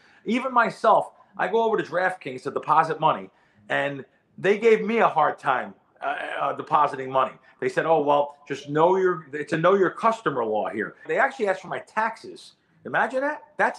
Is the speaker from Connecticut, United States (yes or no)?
no; New Jersey, United States; I grew up in New Jersey when I was a kid.